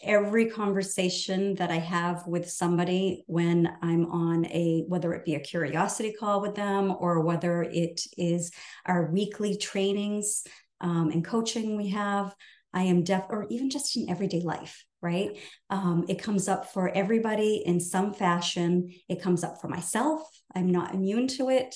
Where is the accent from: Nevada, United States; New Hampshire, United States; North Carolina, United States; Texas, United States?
New Hampshire, United States; I'm from New Hampshire